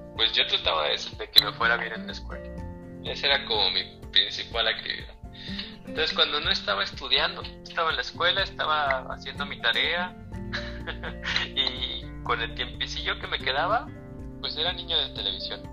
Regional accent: Durango, Mexico; moved away as an adult; also born or lived in Mexico City; now in Querétaro, Mexico; Yo nací en la Ciudad de México, pero después mi familia, mis hermanos y yo nos fuimos a, a Durango. Entonces crecí en Durango hasta los 18 años

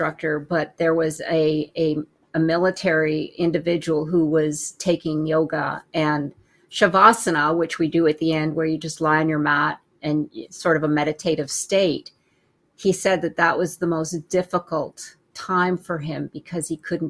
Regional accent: Canada; moved away; I'm originally from Canada

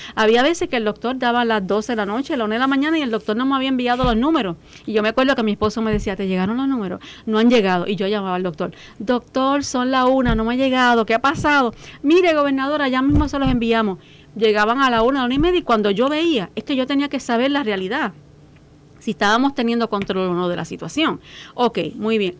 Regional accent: Puerto Rico

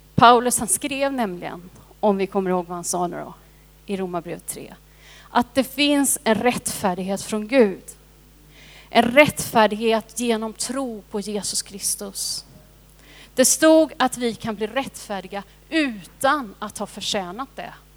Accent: Sweden; also born or lived in India; jag har varit svensk hela mitt liv men nu är jag också indisk medborgare

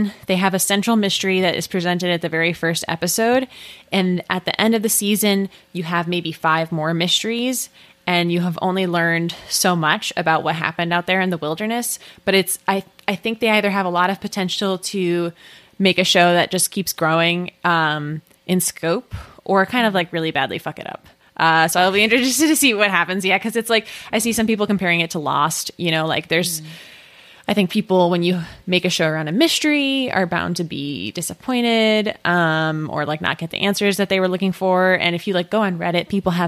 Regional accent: United States; we're American

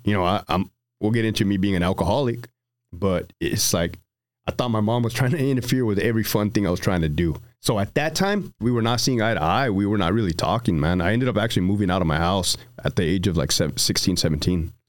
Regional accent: Brawley, California, United States; also born or lived in Hanford, California; Brawley, California

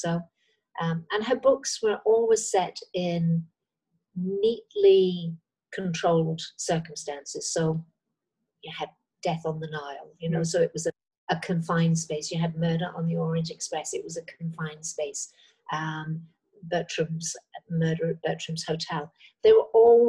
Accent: Cross Lanes, Wales, United Kingdom; now in Thailand; I was born just on the Welsh-English border, on the Welsh side of Chester and that Cheshire Welsh border, and grew up in a very small place, which actually was not big enough to be called a village. It was called Cross Lanes.

